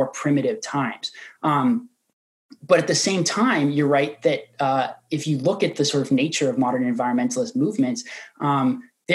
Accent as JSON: {"language": "English", "region": "Oregon", "country": "United States", "tie": "born or raised there", "said": "my home state of Oregon"}